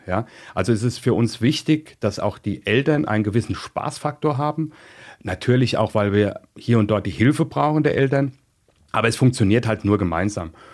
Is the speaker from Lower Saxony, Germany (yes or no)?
no; Mainz, Rhineland-Palatinate, Germany; also born or lived in Gau-Algesheim; ich bin in Mainz groß geworden